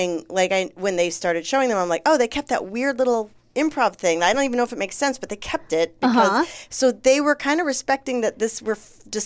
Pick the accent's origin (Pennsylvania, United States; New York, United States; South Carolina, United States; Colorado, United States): New York, United States; I'm from New York